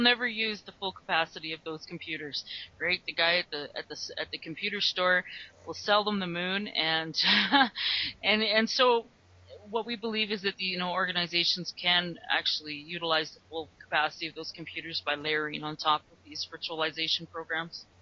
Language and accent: English; Calgary, Alberta, Canada; I'm from Calgary, Alberta